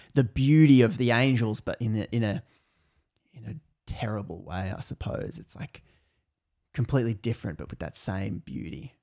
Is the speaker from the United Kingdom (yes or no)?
no; Australia; I'm Australian